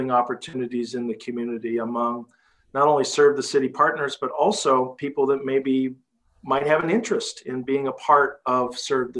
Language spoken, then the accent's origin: English; Cedar Rapids, Iowa, United States; this is my hometown. I grew up here. And, you know, I was the kid riding my bicycle down First Avenue